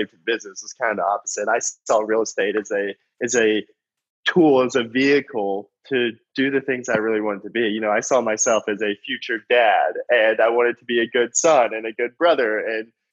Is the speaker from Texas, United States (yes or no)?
yes; North Texas, United States; I grew up in a small town in North Texas